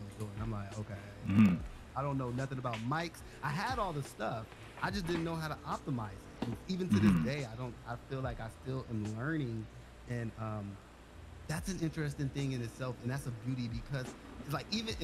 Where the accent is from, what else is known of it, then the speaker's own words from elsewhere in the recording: Los Angeles, California, United States; I grew up in South Central Los Angeles